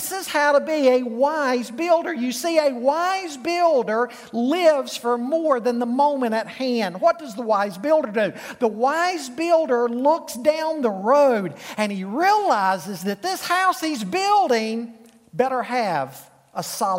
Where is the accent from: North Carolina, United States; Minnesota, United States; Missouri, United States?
North Carolina, United States; Charlotte; I grew up in Charlotte.